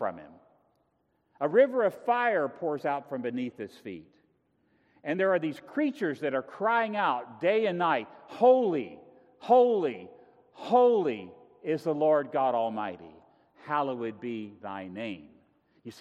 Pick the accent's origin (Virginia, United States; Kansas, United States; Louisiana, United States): Virginia, United States; moved away; I come from Virginia